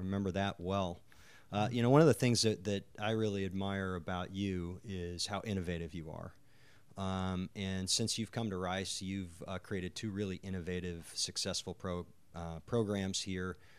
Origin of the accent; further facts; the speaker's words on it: North Dakota, United States; I grew up in North Dakota